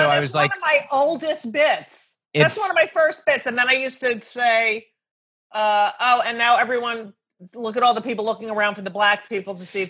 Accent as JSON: {"language": "English", "town": "Clark", "region": "New Jersey", "country": "United States", "tie": "born or raised there", "said": "I grew up in Clark."}